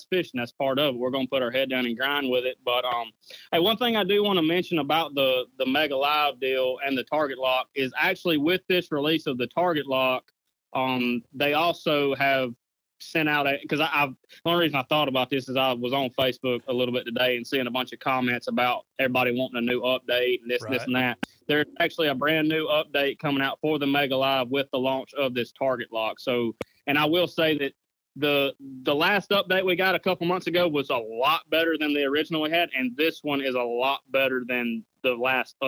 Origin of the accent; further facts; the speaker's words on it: United States; where I grew up fishing on the Coosa River